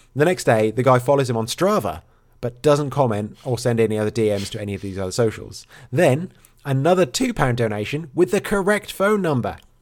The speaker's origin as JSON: {"language": "English", "region": "England", "country": "United Kingdom", "moved": "yes", "lives_now": "Wales, United Kingdom", "said": "I am English"}